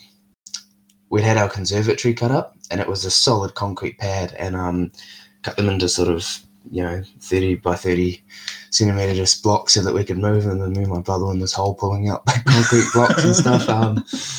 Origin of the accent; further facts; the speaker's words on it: England, United Kingdom; also born or lived in Russia / Wellington, New Zealand; we moved to England for about 5-6 years